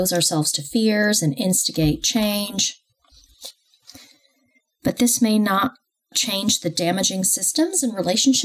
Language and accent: English; United States; moved away as an adult; also born or lived in Los Angeles, California / New York / London; now in United Kingdom; I grew up in the US, however, which explains my accent